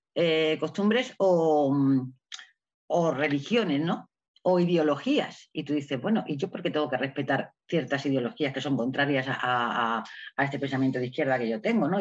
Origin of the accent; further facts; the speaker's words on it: Melilla, Spain; estoy en Melilla, ¿no? Melilla es una ciudad muy especial porque está en el norte de África, es una ciudad española, donde yo nací hace ya muchos años